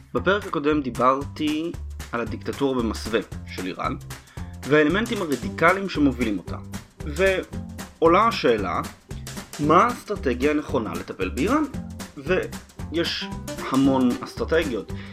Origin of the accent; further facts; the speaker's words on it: Israel; אנחנו, כישראלים